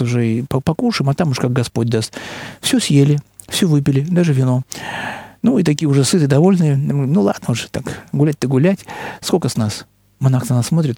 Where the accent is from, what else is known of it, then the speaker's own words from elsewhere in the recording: Russia; мы из России